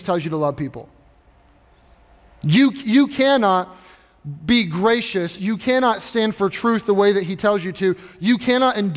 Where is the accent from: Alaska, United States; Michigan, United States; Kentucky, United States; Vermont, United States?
Kentucky, United States; I grew up in Kentucky